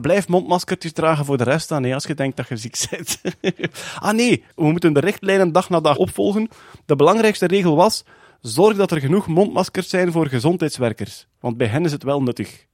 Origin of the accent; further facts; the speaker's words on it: East Flanders, Belgium; also born or lived in Ghent; ik ben een Oost-Vlaming